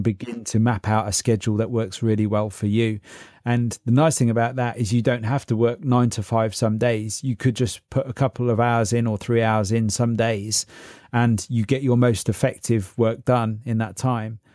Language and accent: English; Oxford, South East England, United Kingdom; also born or lived in Berlin, Germany / London; I grew up around Oxford